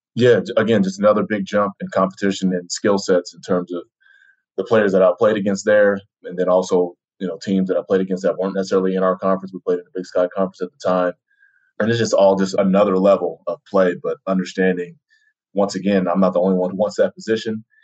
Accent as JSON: {"language": "English", "town": "Denver", "region": "Colorado", "country": "United States", "tie": "born or raised there", "also_born_or_lived": "New Jersey / Utah", "moved": "as an adult", "said": "I was born in New Jersey, inside, you know, basically in the city, and then moved to Denver, another big city, and spent some time there growing up through high school"}